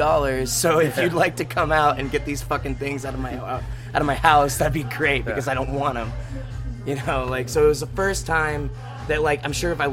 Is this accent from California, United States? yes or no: yes; Coachella Valley, California, United States; moved away as an adult; now in Santa Barbara, United States; we're actually from Indio and La Quinta and Palm Desert, California, which is all the Coachella